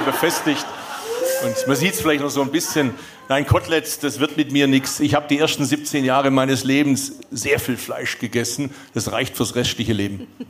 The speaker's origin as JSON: {"language": "German", "town": "Bad Urach", "region": "Baden-Württemberg", "country": "Germany", "accent": "Swabian", "moved": "as an adult", "said": "ich komme aus Urach, das ist Schwäbische Alb"}